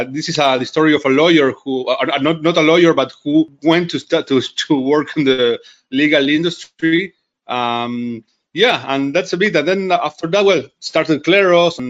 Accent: Buenos Aires, Argentina; I was born in Buenos Aires.

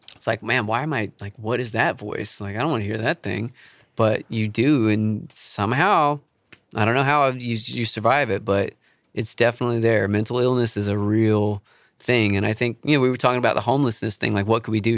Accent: Charleston, South Carolina, United States; moved away; I grew up in Charleston

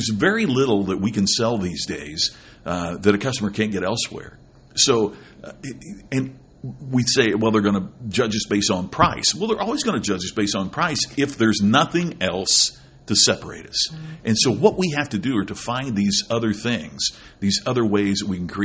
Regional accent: Crothersville, Indiana, United States; I grew up in Crothersville, Indiana

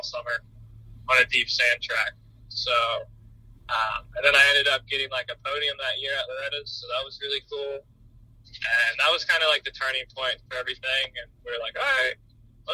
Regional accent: Maryland, United States; I grew up in Maryland, probably 10, 20 minutes away from that restaurant.

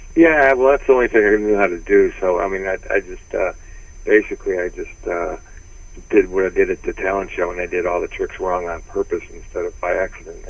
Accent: Detroit, Michigan, United States; moved away; also born or lived in San Francisco / Los Angeles; I was from Detroit

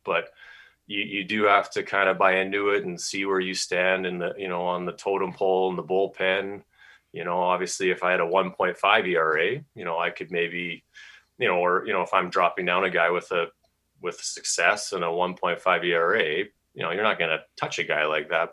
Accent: Calgary, Alberta, Canada; moved away as an adult; also born or lived in California / Idaho / Kentucky; three years with the Calgary Vipers. My hometown was was pretty special

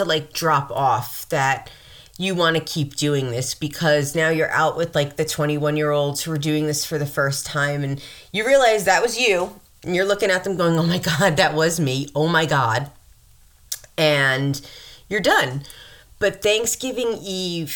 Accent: Mount Vernon, New York, United States; there's Lower Westchester where I'm from in Mount Vernon

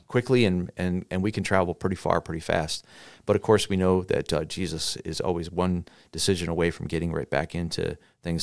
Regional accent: United States; we as American Christians

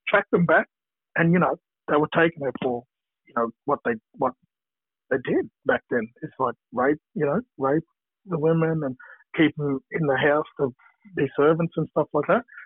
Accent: Brisbane, Queensland, Australia; now in Victoria, Australia; I grew up in Brisbane, one of the Brisbane Blacks

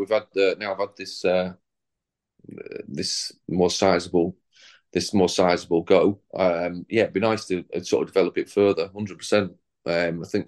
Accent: the North of England, United Kingdom; being a Northerner and having grown up with the show

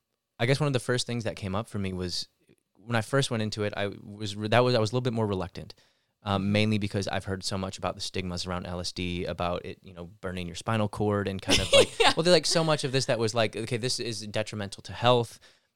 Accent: Lake Orion, Michigan, United States; now in Los Angeles, United States; From Lake Orion, Michigan, originally. Southeast Michigan, just north of Detroit area. Been out here since 2008.

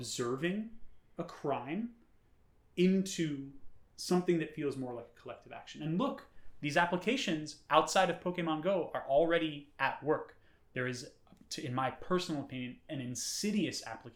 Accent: New York City, New York, United States; growing up in New York City

